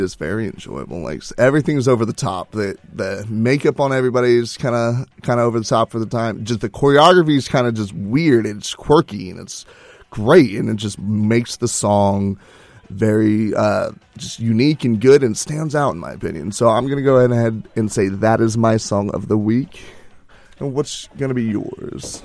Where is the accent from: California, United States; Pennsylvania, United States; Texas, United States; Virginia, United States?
Texas, United States; Houston; moved away as an adult; I'm from Houston